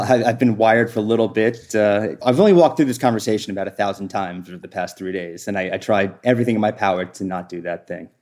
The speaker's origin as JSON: {"language": "English", "region": "New York", "country": "United States", "tie": "born or raised there", "also_born_or_lived": "New Jersey", "said": "I moved before fourth grade, I moved from New Jersey to New York"}